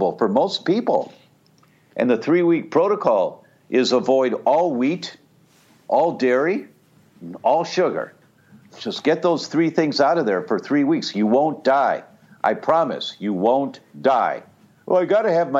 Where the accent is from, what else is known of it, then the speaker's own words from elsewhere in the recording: Detroit, Michigan, United States; I grew up in Detroit